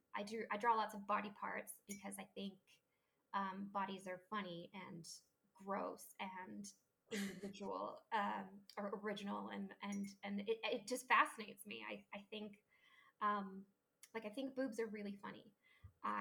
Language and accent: English; Paris, Île-de-France, France; I grew up in, Paris and, a bunch of other places